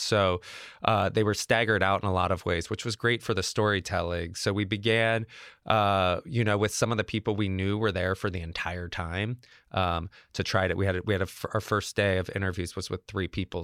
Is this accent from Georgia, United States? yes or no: yes; Georgia, United States; I'm from Georgia, where they make Cabbage Patch dolls